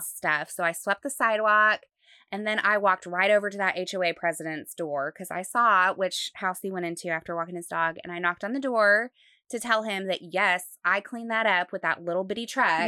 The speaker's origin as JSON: {"language": "English", "region": "Utah", "country": "United States", "tie": "born or raised there", "moved": "yes", "lives_now": "Dallas, United States", "said": "I grew up in Utah"}